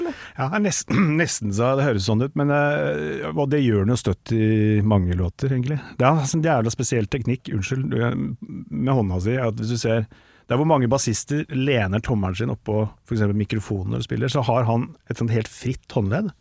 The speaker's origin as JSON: {"language": "Norwegian", "town": "Tønsberg", "region": "Vestfold", "country": "Norway", "moved": "yes", "lives_now": "Oslo, Norway", "said": "jeg er egentlig fra Tønsberg, men jeg nå ah. har jeg bodd snart lenger her enn i Tønsberg."}